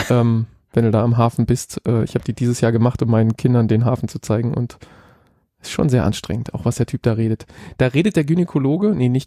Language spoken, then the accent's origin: German; Hamburg, Germany; um meine Heimatstadt Hamburg im hellsten